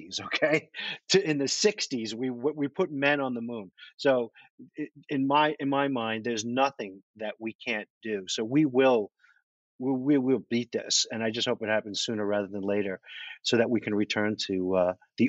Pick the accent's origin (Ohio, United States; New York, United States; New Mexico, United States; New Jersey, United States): New York, United States; also born or lived in Manhattan; I'm from New York. I lived in Manhattan most of my adult life.